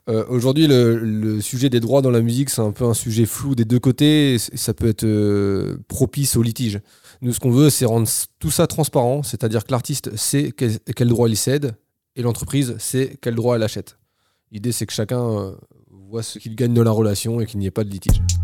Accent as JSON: {"language": "French", "town": "Orléans", "region": "Centre-Val de Loire", "country": "France", "moved": "as an adult", "lives_now": "Bordeaux, France", "said": "je viens d'Orléans"}